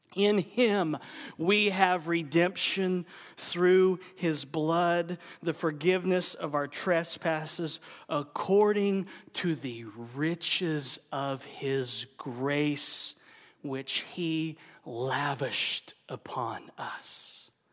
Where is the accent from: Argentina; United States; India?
United States; Oklahoma; I'm from Oklahoma